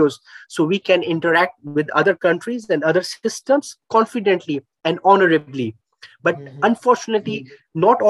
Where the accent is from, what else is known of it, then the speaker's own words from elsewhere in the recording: Pakistan; I'm from Pakistan. As a Pakistani citizen, I have my own socio-cultural traits